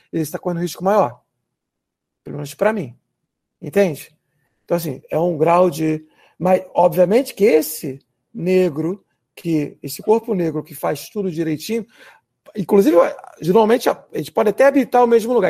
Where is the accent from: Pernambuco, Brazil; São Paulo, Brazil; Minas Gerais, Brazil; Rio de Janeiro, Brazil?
Rio de Janeiro, Brazil; vários colegas meus em Irajá, por exemplo, onde eu fui criado